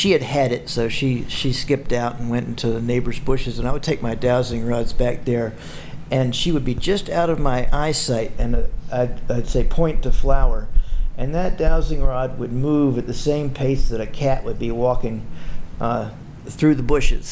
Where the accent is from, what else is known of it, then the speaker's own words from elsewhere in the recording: South Carolina, United States; growing up in South Carolina in a corporate family